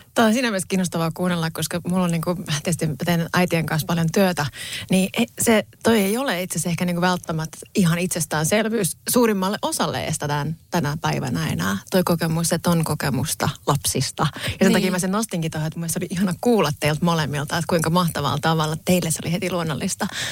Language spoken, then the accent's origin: Finnish; Pori, Satakunta, Finland; moved away as an adult; edelleen mä koen olevani tosi vahvasti porilainen ja sydämeni on siellä